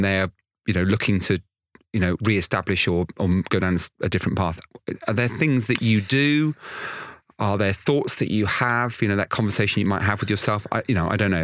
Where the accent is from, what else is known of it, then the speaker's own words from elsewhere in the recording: Weston-super-Mare, South West England, United Kingdom; I come from Western Supermare.